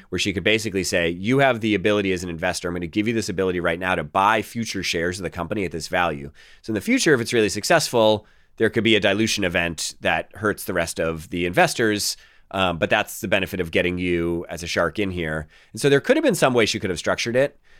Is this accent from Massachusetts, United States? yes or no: yes; Boston, Massachusetts, United States; I'm the guy from Boston